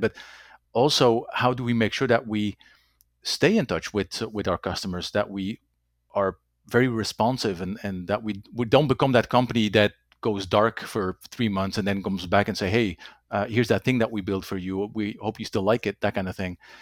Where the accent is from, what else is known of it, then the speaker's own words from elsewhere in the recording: Belgium; first language Dutch; English is a second language; moved away; also born or lived in Germany / Netherlands / United States / Bermuda; Dutch is my, uh, native language, French, English, German. Um, there's a little bit of Latin in there somewhere, um, not enough to, uh, to really call it a language at this point. I have, I am born and raised in Belgium